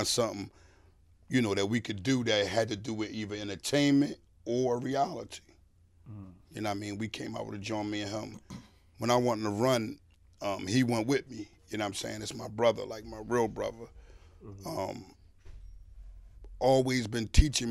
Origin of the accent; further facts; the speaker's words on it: Philadelphia, Pennsylvania, United States; I'm from Philly